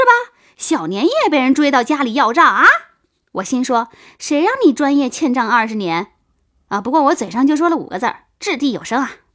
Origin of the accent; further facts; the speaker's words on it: Shandong Peninsula, China; 我们老家在山东半岛，我们那儿是花生的主产区。每到秋天呢，每家都会打花生油，留一点儿自家吃，剩下的都卖出去